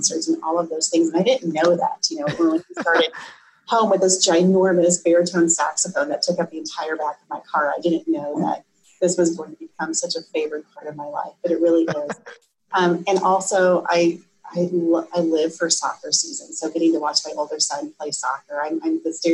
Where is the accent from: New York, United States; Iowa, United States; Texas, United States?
Iowa, United States; I grew up in Iowa